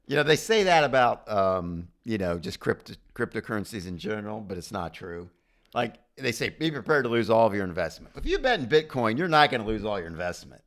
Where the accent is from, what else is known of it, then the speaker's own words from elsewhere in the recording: United States; being an American